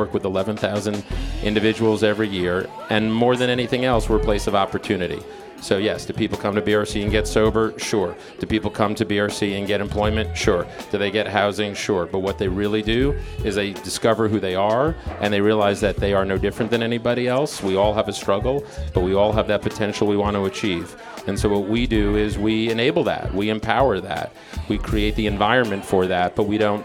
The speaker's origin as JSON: {"language": "English", "town": "New York City", "region": "New York", "country": "United States", "tie": "born or raised there", "said": "So I'm from New York, grew up in Yorkville, native New Yorker"}